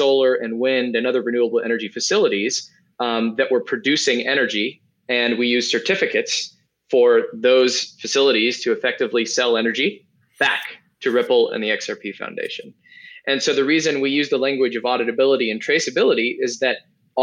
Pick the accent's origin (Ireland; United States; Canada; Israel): United States; as an American